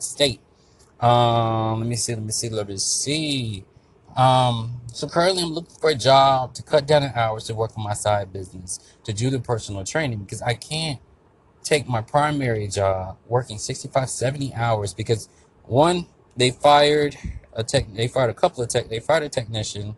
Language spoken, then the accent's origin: English; Florida, United States; I'm from Florida